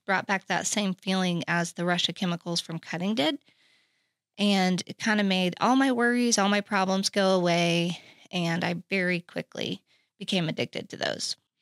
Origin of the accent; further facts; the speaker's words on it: Oklahoma City, Oklahoma, United States; moved away as an adult; also born or lived in Texas; I grew up in Oklahoma City